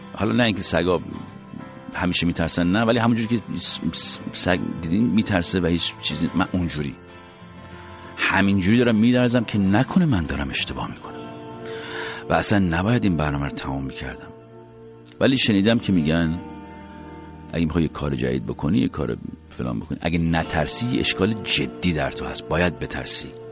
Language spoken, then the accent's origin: Persian; Iran; ما ایرانی هستیم